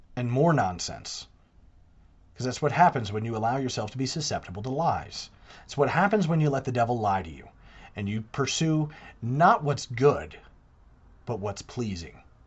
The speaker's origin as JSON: {"language": "English", "town": "New York City", "region": "New York", "country": "United States", "tie": "born or raised there", "said": "I'm a native New Yorker. I was born in the Empire State. I was born in the Empire City."}